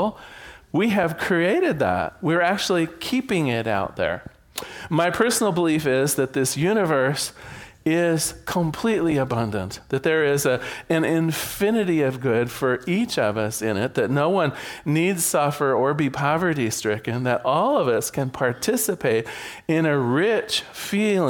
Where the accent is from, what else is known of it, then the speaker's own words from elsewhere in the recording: Newport, Oregon, United States; I was born in Newport, Oregon